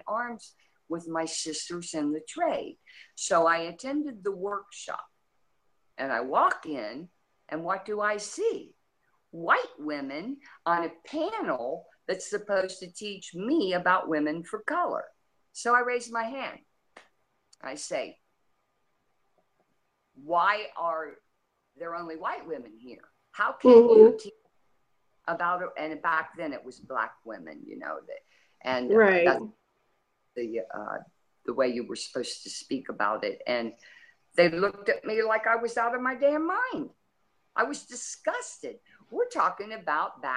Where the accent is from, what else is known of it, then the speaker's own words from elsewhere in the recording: Ross County, Ohio, United States; I come from Ross County. The population of my county is about maybe 75,000